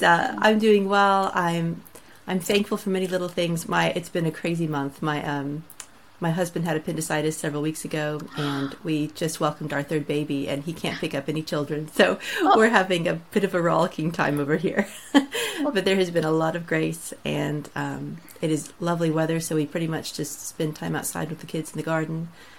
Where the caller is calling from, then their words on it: South East England, United Kingdom; I am coming in from a little town on the south coast of England, so it's a blustery day. I'm not too far from Brighton, if you know where that is.